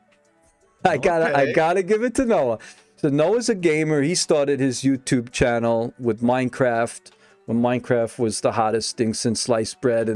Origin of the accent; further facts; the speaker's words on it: Brooklyn, New York, United States; Old school Brooklyn guy, man. I grew up in Brooklyn